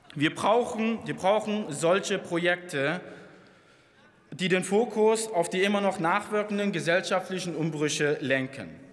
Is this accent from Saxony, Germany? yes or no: yes; Dresden, Saxony, Germany; also born or lived in Plauen; ich bin Plauner, ich bin Dresdner, ich bin Sachse, ich bin Ostdeutscher.